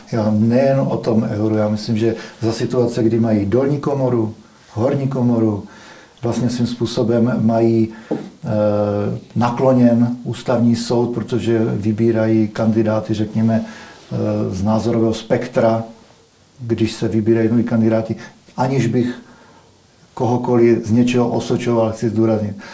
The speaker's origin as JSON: {"language": "Czech", "country": "Czechia", "said": "my jako Češi"}